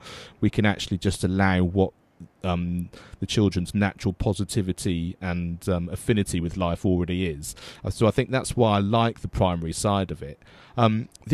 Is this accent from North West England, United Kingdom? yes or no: no; Avon, South West England, United Kingdom; the county I grew up was Avon in the West Country, which now doesn't even exist.